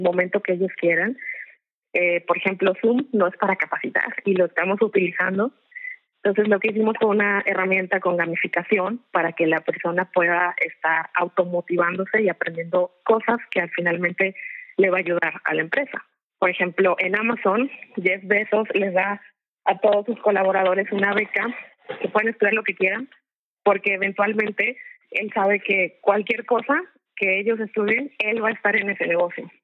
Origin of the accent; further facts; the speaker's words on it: Mexico; Como somos mexicanos